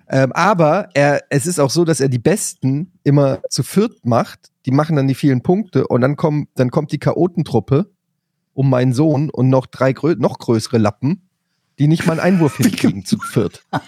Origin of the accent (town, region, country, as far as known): Frankfurt, Hesse, Germany